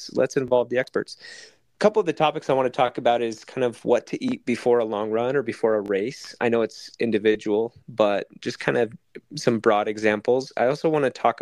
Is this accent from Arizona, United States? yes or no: yes; Arizona, United States; I am from Arizona